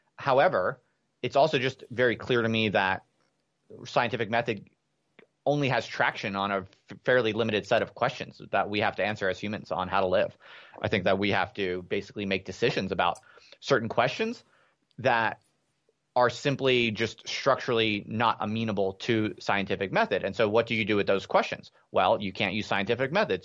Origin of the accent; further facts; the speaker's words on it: United States; moved away as an adult; also born or lived in England; an American P H D student